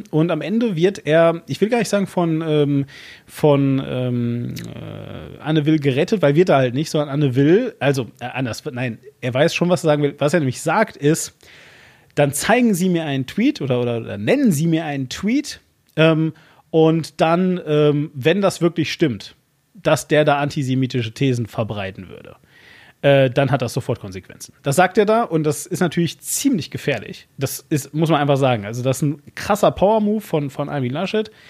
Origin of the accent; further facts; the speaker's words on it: Bremen, Germany; Ich, äh, ja, ich bin Bremer.